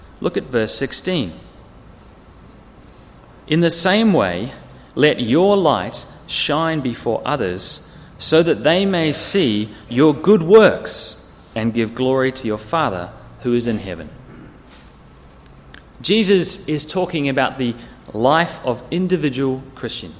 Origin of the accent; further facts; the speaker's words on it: near Wellington, New Zealand; now in Sydney, Australia; I grew up in New Zealand, and we used to live in a valley. It was a big valley near Wellington with hills either side.